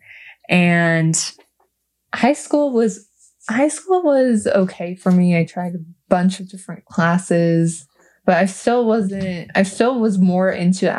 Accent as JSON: {"language": "English", "town": "Los Angeles", "region": "California", "country": "United States", "moved": "yes", "said": "I am actually initially from Los Angeles."}